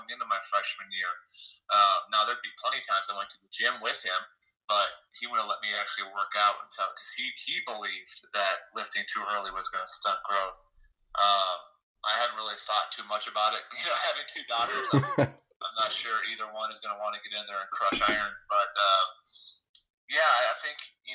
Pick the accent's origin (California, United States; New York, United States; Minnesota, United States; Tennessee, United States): Minnesota, United States; Wayzata; growing up in Minnesota, that's difficult. I know it's a tough high school to say. It's Wayzata